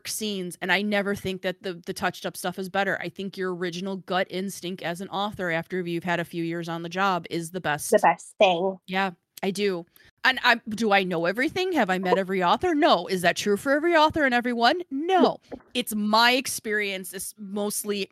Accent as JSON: {"language": "English", "region": "Midwest", "country": "United States", "accent": "Midwestern", "said": "my Midwestern"}